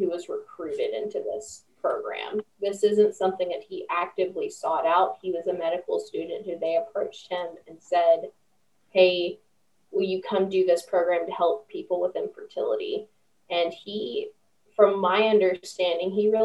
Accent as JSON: {"language": "English", "town": "Roseburg", "region": "Oregon", "country": "United States", "said": "I was from Roseburg"}